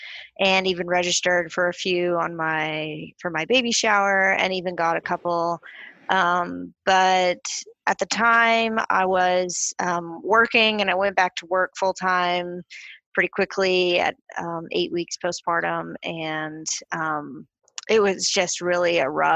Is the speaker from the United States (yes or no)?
yes; Texas, United States; also born or lived in Kentucky, United States; now in Germany; I'm from Texas, but I spent plus years in Kentucky, so Kentucky's kind of my new home now.